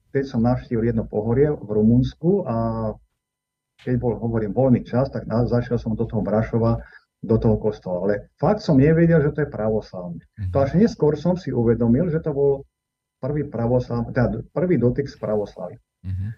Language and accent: Slovak; Topoľčany, Nitra Region, Slovakia; also born or lived in Soviet Union; Narodil som sa v Topočanoch, samozrejme ako každý súčasný človek v pôrodnici, pred mnohými rokmi, už je to 61 aj dačo, mm-hmm. v roku 1961 vyrastal som v mnohodetnej rodine